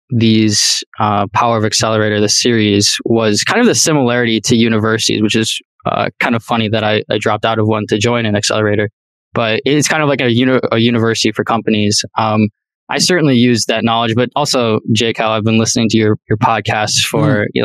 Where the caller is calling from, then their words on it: Minneapolis, Minnesota, United States; in from Minneapolis, Minnesota.